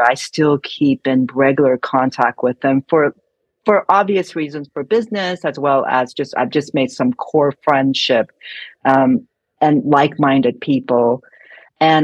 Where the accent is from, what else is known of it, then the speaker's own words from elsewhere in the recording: San Francisco, California, United States; I'm from San Francisco